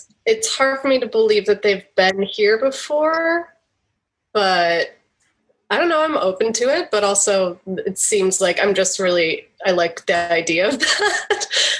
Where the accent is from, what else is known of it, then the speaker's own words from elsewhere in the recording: Grand Rapids, Michigan, United States; I'm from Michigan.